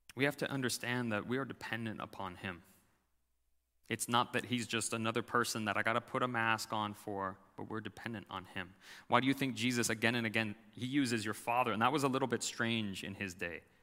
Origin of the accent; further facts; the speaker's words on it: United States; as American Christians